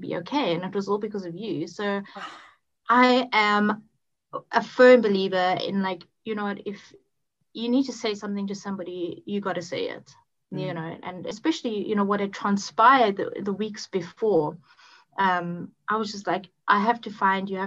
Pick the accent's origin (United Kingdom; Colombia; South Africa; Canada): South Africa; also born or lived in Botswana / Cape Town; I'm from South Africa. I've lived in a couple of places around here. And I was born in a place which was actually a different country at that point, called Botswana. Mm-hmm. And then moved to Cape Town